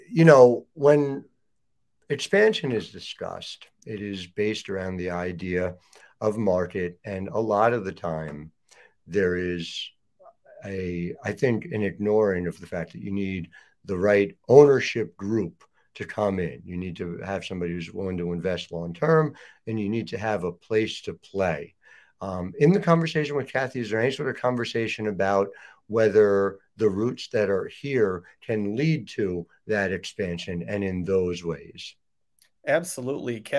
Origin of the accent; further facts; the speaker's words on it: New Jersey, United States; I'm from New Jersey, where everything is two hours or less away from each other.